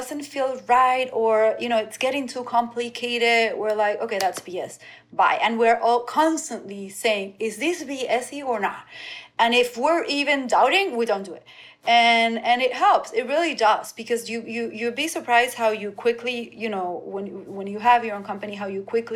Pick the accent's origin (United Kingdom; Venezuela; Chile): Venezuela; now in Miami, United States; I grew up in Venezuela, going to the beach every weekend